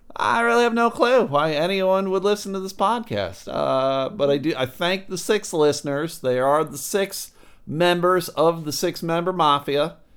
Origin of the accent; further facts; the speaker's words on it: United States; I was born here. I was raised in America